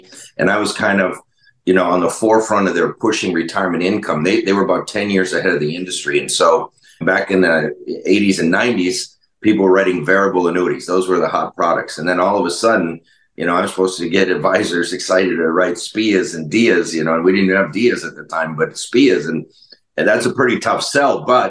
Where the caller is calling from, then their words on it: Mesa, Arizona, United States; Oh, I'm in Mesa, Arizona, and I'll be moving up to Flagstaff here this weekend.